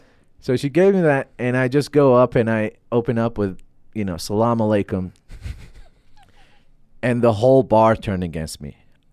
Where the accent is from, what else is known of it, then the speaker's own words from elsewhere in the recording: Baghdad, Baghdad Governorate, Iraq; when I say, like, I'm from Baghdad, a lot of people, like, I can feel like I can feel their guilt on stage.